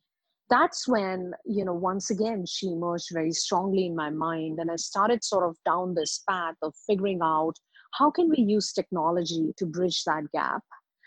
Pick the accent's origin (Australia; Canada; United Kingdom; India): India; also born or lived in Middle East; So I'm an Indian by birth, and I grew up in Middle East.